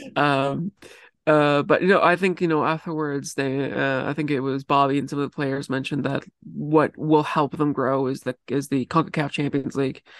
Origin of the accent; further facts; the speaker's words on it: Vancouver, British Columbia, Canada; I am from Vancouver